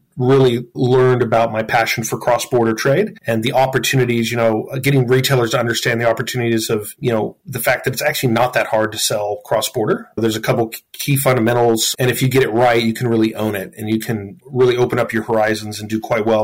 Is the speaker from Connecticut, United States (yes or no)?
no; Colorado, United States; moved away as an adult; also born or lived in San Francisco, California; now in Australia; I'm actually originally from Colorado in the U.S.